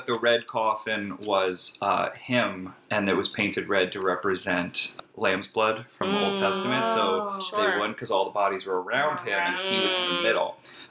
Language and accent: English; United States; also born or lived in Long Island, New York; I was born on Long Island, but moved to this town later.